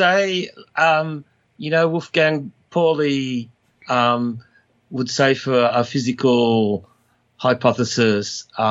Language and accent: English; Australia; now in Nice, France; Well, I'm Australian